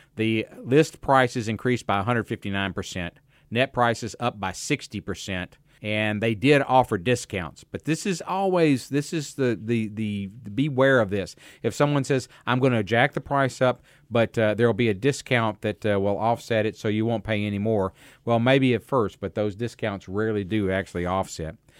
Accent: United States; I grew up in America

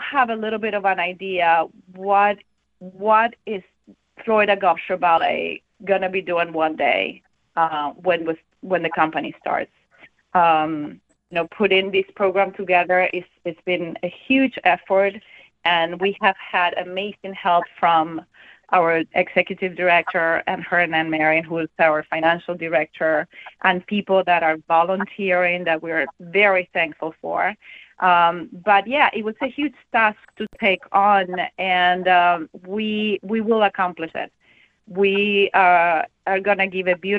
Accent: Venezuela; also born or lived in Germany / Miami; now in Fort Myers, United States; we're from Venezuela, and we just wanted to be warmer than in Germany

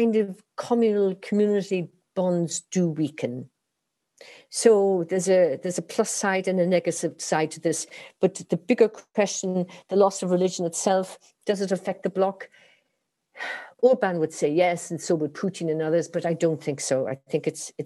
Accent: Ireland; I'm Irish, and religion was dominated our lives in school, at home, on the weekends, and so on.

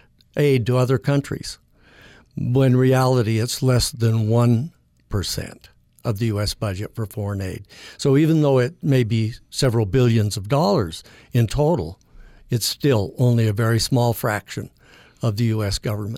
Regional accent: Logan, Utah, United States; now in St. George, United States; Born and raised in Logan. And, of course, went to school here as well.

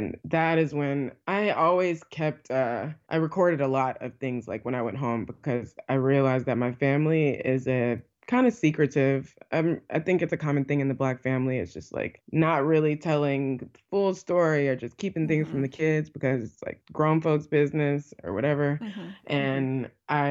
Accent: Illinois, United States; also born or lived in Alabama; after my mother passed away, I moved from Alabama to Illinois, and that's where I was raised in like my formative younger years

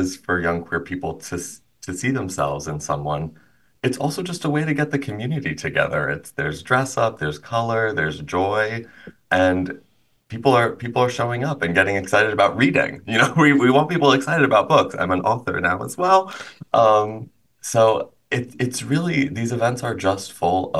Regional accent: Illinois, United States; moved away as an adult; also born or lived in White River Junction, Vermont; my hometown in Illinois

